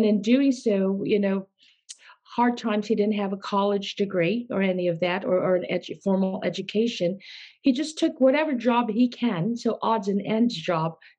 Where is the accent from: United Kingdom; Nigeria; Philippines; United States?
Philippines; I was born in the Philippines, and my parents were well known in the philanthropy, humanitarian, and my father was a doctor